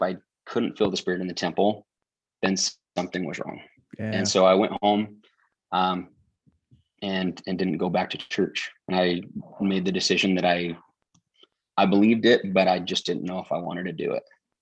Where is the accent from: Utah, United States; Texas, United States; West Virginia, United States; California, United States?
Utah, United States; growing up in Utah, it's church is a little different